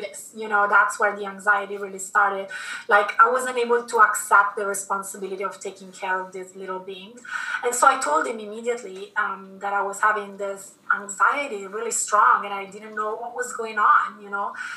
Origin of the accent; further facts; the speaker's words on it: Milan, Lombardy, Italy; moved away as an adult; also born or lived in London; I was born in Italy, in Milan, and I stayed there until after university.